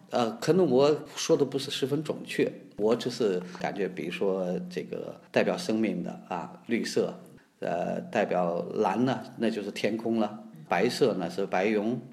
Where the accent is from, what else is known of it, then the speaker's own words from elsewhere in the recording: near Dunhuang, the Northwest, Gansu, China; 我呢出生在大西北，离世界艺术的之都吧，也可以说是另外一个地方，就是敦煌的非常接近